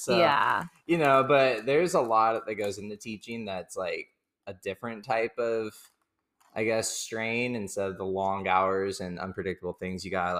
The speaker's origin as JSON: {"language": "English", "town": "Victorville", "region": "California", "country": "United States", "tie": "born or raised there", "said": "But then I grew up in Victorville, where Valerie is from as well"}